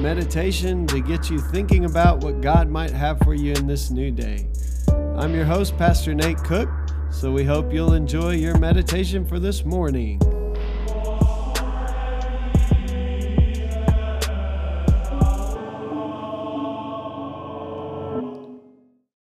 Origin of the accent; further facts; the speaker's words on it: Lubbock, Texas, United States; I was born in Lubbock, Texas